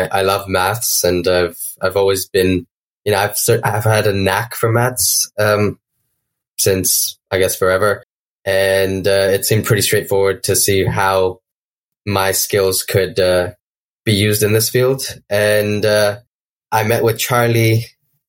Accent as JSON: {"language": "English", "country": "India", "also_born_or_lived": "Wisconsin, United States", "moved": "as an adult", "lives_now": "Beloit, United States", "said": "I'm from India. I am currently studying in Beloit College in the U.S., so in Wisconsin."}